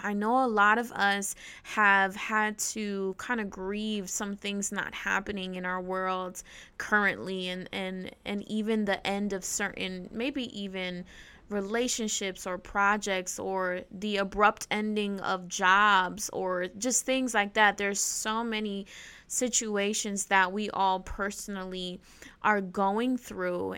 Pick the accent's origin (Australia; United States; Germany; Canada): United States; New Jersey; I am from North Jersey